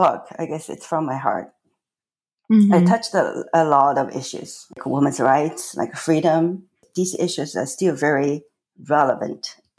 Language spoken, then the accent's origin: English; Shanghai, China; first language Chinese; English is a second language; moved away as an adult; So I was born in China, in Shanghai, and I was raised there, lived in a time, basically, China was closed off to the entire world.